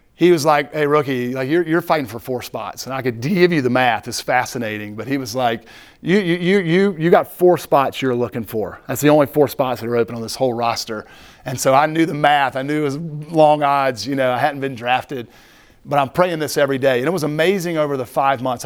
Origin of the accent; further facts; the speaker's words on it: Greenville, United States; I was born and raised in Greenville